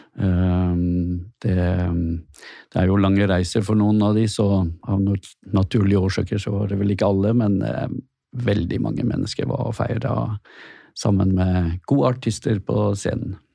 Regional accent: Askøy, Vestland, Norway; also born or lived in Bergen; jeg får vel si at jeg er fra Askøy.

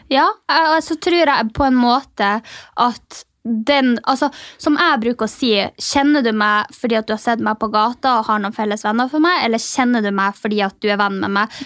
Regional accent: Mehamn, Finnmark, Norway; moved away; når jeg kommer hjem til Mehamn, da, eh, tettstedet der jeg kommer fra

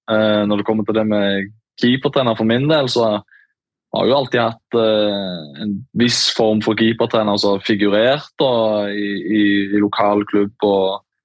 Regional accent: Sandnes, Rogaland, Norway; Jeg er jo fra, fra Sandnes

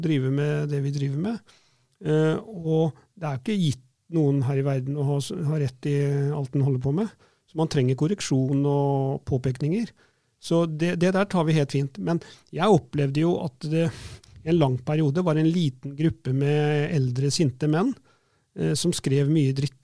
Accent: Fredrikstad, Østfold, Norway; jeg vokste opp på Selbakk og Begby

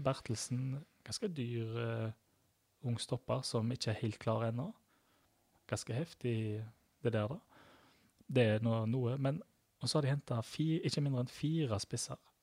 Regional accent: Sveio, Vestland, Norway; Jeg er fra Sveio

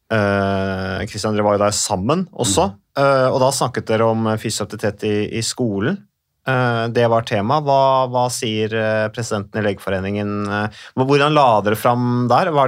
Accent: Modum, Buskerud, Norway; Der er for så vidt jeg også i nærheten vokst opp.

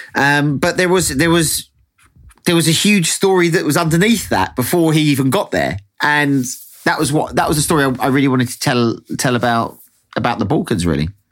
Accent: England, United Kingdom; I'm English

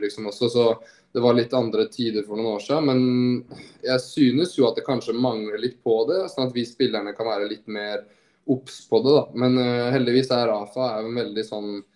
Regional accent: Norway; moved away as an adult; also born or lived in Groningen, Netherlands; now in Vigo, Spain; hjemme i Norge

